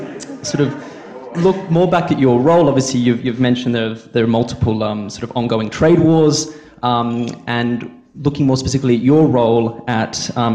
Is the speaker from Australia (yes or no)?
yes; Australia; Coming from Australia